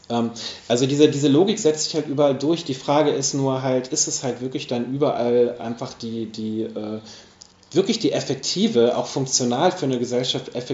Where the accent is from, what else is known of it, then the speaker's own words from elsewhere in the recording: Hamburg, Germany; weil ich komme aus Hamburg. Und in Hamburg ist es so, dass wirklich große Teile des Wohnungsmarktes eben zum Beispiel genossenschaftlich organisiert sind.